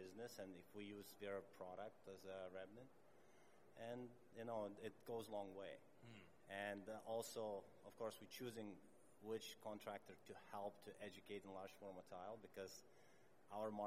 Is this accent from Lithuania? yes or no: yes; Lithuania; moved away as an adult; now in Canada; I'm originally from Lithuania. Moved to Canada 11 years ago